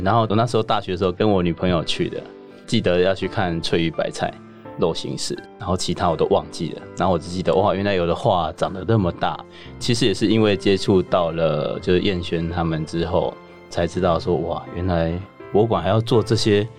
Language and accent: Chinese; southern Taiwan, Taiwan; 我是南部人